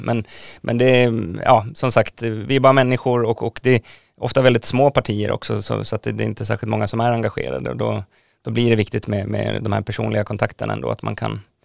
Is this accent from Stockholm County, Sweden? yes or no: yes; Nynäshamn, Stockholm County, Sweden; jag är uppvuxen i Nynäshamn